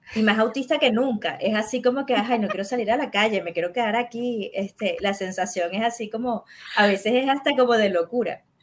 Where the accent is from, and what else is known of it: Venezuela